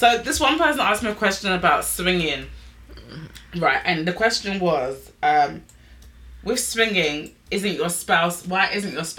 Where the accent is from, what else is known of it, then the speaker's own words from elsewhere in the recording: England, United Kingdom; we're English.